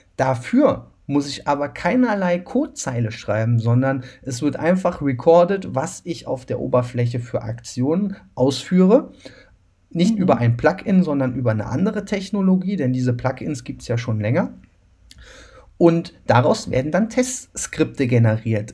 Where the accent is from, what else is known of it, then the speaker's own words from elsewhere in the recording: Cologne, North Rhine-Westphalia, Germany; ich komme ja aus Köln